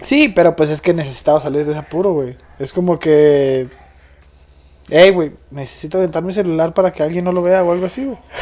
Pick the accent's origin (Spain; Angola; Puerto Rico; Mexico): Mexico; como buen mexicano